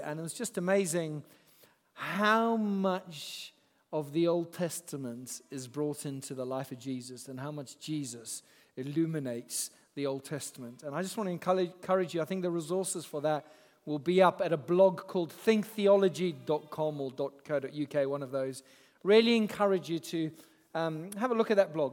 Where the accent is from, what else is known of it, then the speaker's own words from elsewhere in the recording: Zimbabwe; moved away; I grew up in Zimbabwe